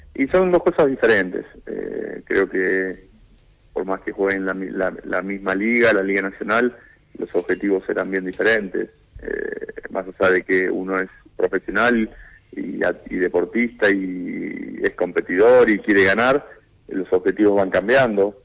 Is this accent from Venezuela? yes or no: no; Argentina; lo que somos los argentinos